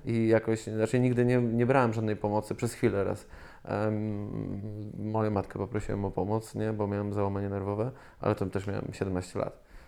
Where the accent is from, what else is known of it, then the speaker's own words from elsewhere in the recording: Zielona Góra, Lubusz Voivodeship, Poland; jestem zwykłym dzieciakiem z Zielonej Góry